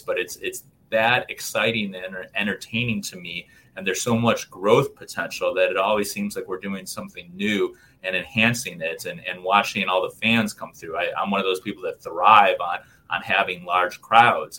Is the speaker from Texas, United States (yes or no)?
no; Chicago, Illinois, United States; I was born and raised in Chicago